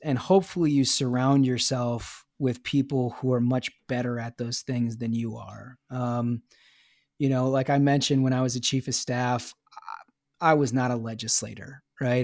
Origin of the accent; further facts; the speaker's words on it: Minnesota, United States; being a Minnesotan.